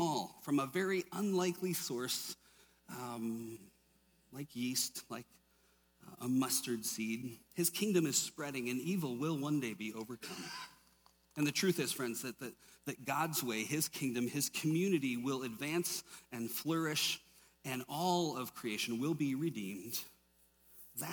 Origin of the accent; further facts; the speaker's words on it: Minnesota, United States; grew up in Minnesota, lots of us Irish and Germans up there